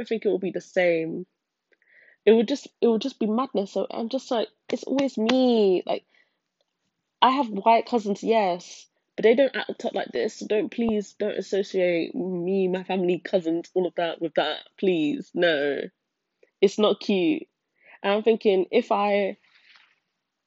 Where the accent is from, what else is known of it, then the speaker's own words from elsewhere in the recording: United Kingdom; being part white and being from Britain